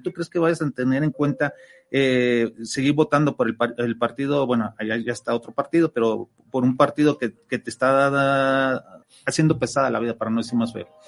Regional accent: Mexico; nosotros como ciudadanos, como mexicanos

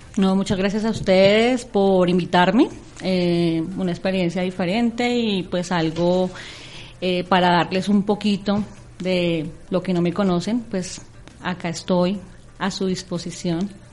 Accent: Cajicá, Cundinamarca, Colombia; also born or lived in Tabio, Cundinamarca; yo, eh, soy nacida en Tabio, Cundinamarca, pero toda mi vida he vivido en Cajica.

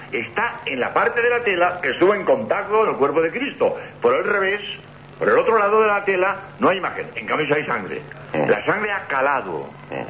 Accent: Madrid, Community of Madrid, Spain; moved away as an adult; also born or lived in Barcelona / Seville / Granada; now in Cádiz, Spain; yo he nacido en Barcelona, mi juventud la he pasado en Madrid

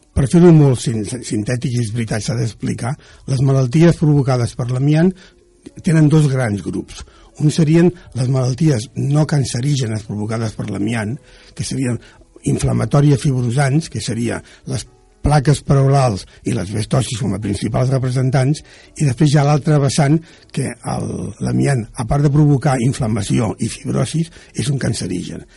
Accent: Barcelona, Catalonia, Spain; also born or lived in Cerdanyola del Vallès; jo vaig, vaig néixer a Sants, a Barcelona

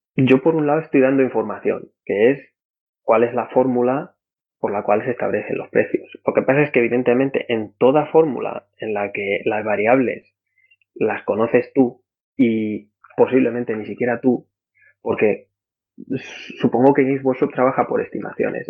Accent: Madrid, Community of Madrid, Spain; moved away as an adult; en la Carlos III de Madrid, de donde yo soy

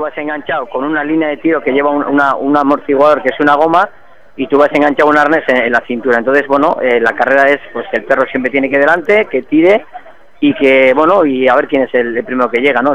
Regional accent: San Sebastián, Basque Country, Spain; moved away as an adult; also born or lived in Valencia province; now in Valencia, Spain; yo soy de San Sebastián, he venido por temas de trabajo, he venido a trabajar aquí

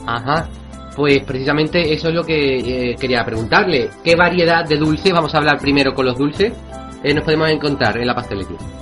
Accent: Cádiz, Andalusia, Spain; yo soy gaditano, soy de allí, soy de Cádiz

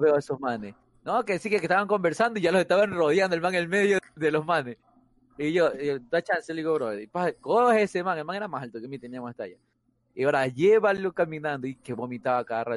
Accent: Guayaquil, Guayas, Ecuador; fui criado en el Cristo del Consuelo

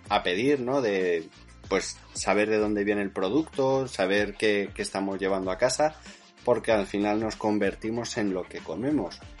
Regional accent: Madrid, Community of Madrid, Spain; somos madrileños, Carlos? Nosotros decimos mejillón con J.

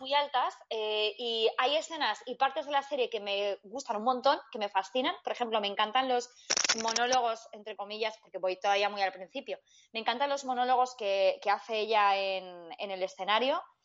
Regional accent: Madrid, Community of Madrid, Spain; hablo un poco mal porque soy de Madrid

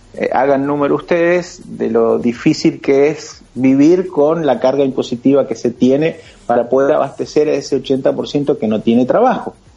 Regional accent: Argentina; nosotros los argentinos

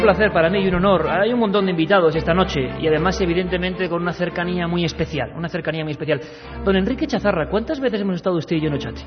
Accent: Vitoria-Gasteiz, Basque Country, Spain; now in Madrid, Spain; yo nací en Vitoria, yo soy vitoriano, a pesar de que llevo muchos años viviendo en Madrid

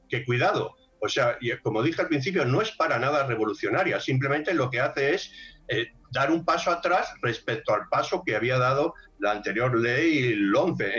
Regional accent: Spain

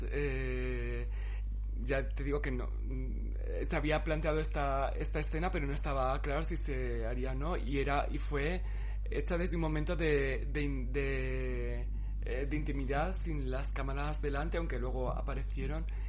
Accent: Cáceres, Extremadura, Spain; moved away; yo me crié allí, en Cáceres

